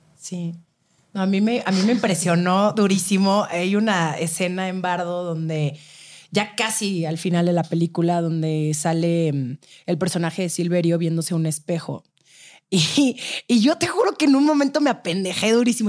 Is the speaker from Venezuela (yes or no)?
no; Mexico; así somos los mexicanos